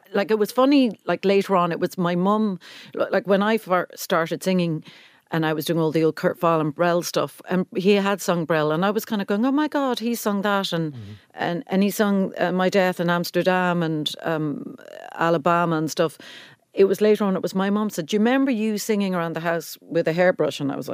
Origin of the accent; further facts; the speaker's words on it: Cork, Munster, Ireland; I mean, you wouldn't believe it because of how much I talk, but I'm from Cork.